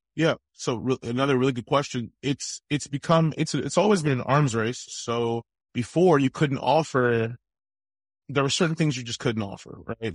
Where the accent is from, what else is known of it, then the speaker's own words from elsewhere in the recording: East Coast, United States; I grew up on the East Coast